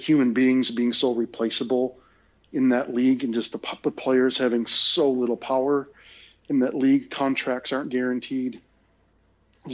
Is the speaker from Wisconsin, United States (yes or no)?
yes; Wisconsin, United States; born or raised there; now in Australia